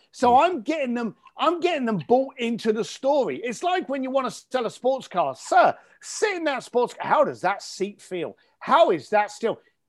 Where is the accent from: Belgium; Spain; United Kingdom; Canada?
United Kingdom; believe it or not, while I'm talking to you here as a Brit, I'm in Tuscany. In fact, I'm in Florence